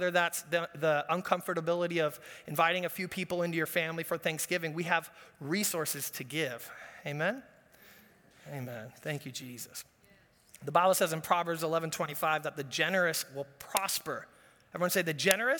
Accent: Orange County, California, United States; Growing up in Orange County, my dad's a business guy, grandpa's a business guy.

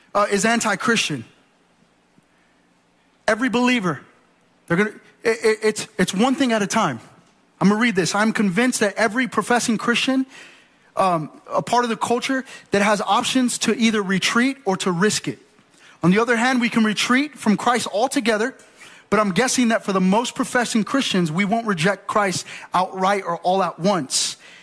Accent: United States; I'm American through and through

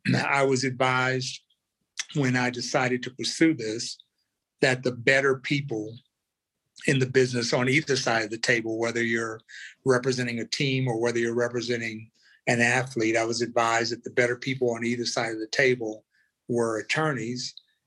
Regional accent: Omaha, Nebraska, United States; born there; also born or lived in Arkansas; Well, I'm sort of a nomad. I was actually born in Omaha, Nebraska, spent some time in Arkansas, which is where our family roots go back to, and would spend a little bit of time in summers and stuff like that in Chicago and Oakland.

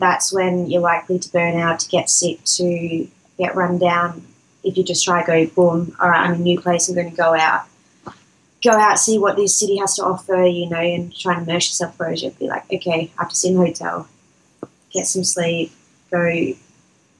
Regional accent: Adelaide, South Australia, Australia; Adelaide's my hometown

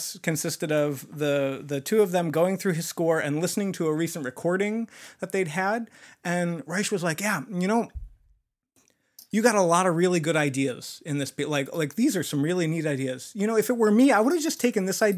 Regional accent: New York, United States; I'm a New Yorker

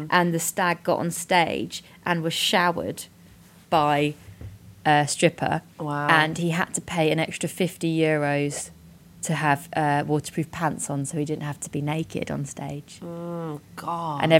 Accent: near Berkshire, South East England, United Kingdom; I grew up near Berkshire. There's a roundabout near my house that went off in Berkshire, Surrey, and Hampshire.

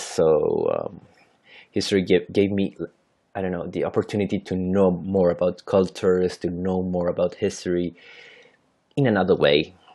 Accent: Santiago, Santiago Metropolitan Region, Chile; first language Spanish; English is a second language; I'm from Santiago, Chile, so that is in South America.

